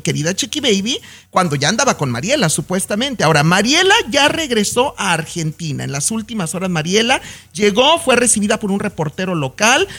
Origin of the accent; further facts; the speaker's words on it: La Chona, Jalisco, Mexico; yo crecí en La Chona, Jalisco, viendo charreadas y jaripeos